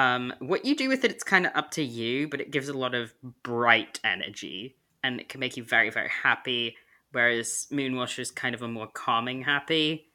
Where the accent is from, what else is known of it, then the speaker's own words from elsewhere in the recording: United Kingdom; But I'm also British, so it doesn't matter.